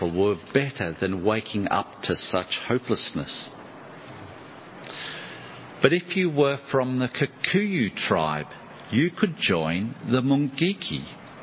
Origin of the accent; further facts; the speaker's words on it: Australia; I'm from Australia